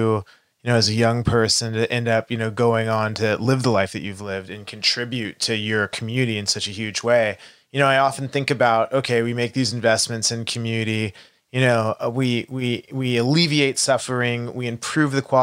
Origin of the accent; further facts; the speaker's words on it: Texas, United States; growing up in Texas